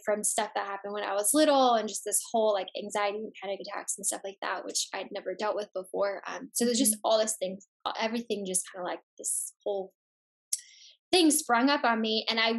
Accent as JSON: {"language": "English", "town": "Chicago", "region": "Illinois", "country": "United States", "said": "I'm from Chicago"}